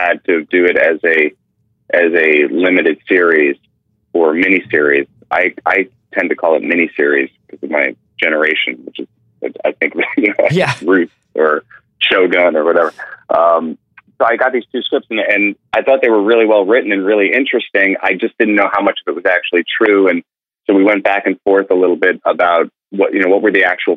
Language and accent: English; New York City, New York, United States; I grew up in New York